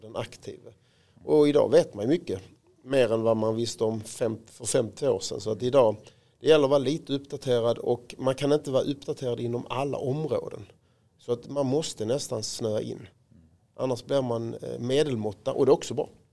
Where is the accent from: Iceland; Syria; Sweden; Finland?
Sweden; Råå, Skåne; jag var ju fotbollsspelare som alla andra pojkar på Rå där jag växte upp